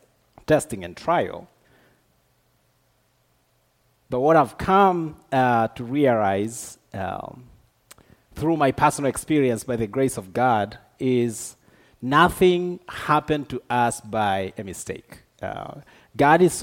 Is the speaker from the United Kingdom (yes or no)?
no; Tanzania; moved away as an adult; now in Dallas, United States; I am originally from Tanzania, but Dallas is home now for me